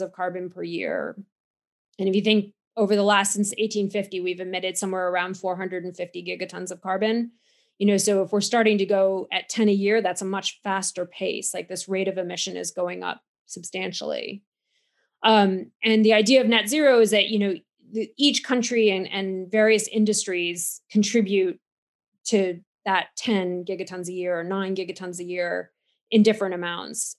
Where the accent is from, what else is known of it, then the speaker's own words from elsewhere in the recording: United States; now in Cambridge, United Kingdom; you can hear from my accent that I'm from America, so I do try to get home to see my my family from time to time